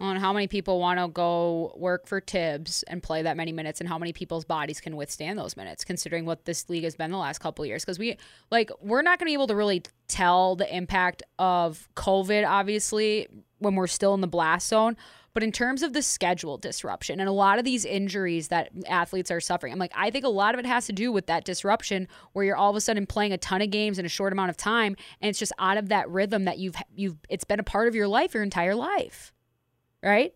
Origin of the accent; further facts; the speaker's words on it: Las Vegas, Nevada, United States; we're Las Vegans